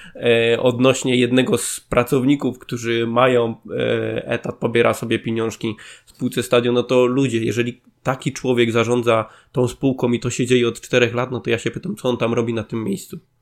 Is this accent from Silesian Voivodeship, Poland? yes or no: yes; Zabrze, Silesian Voivodeship, Poland; u nas w Zabrzu